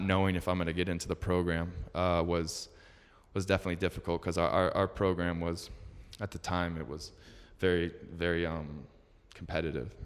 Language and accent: English; Metro Detroit, Michigan, United States; moved away as an adult; also born or lived in Utah; I was born and raised in Metro Detroit, uh, Michigan